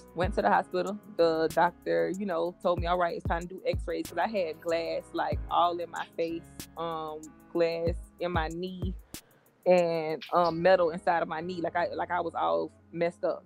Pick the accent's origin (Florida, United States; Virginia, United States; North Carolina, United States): Florida, United States; Jacksonville; I grew up on the west side of Jacksonville.